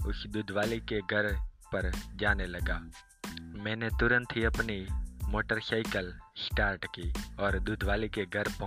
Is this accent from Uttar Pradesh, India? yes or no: no; Gujarat, India; गुजरात का रहने वाला हूँ